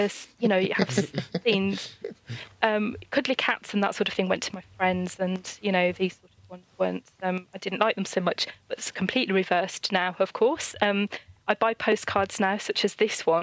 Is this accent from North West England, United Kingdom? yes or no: no; Birmingham, West Midlands, United Kingdom; living in Birmingham, growing up in Birmingham